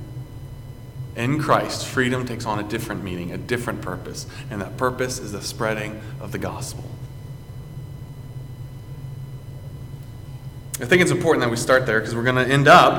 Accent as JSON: {"language": "English", "country": "United States", "said": "as an American"}